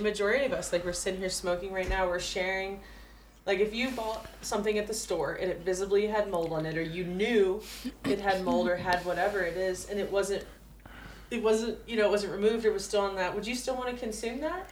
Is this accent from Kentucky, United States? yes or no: yes; Kentucky, United States; moved away as an adult; growing up in Kentucky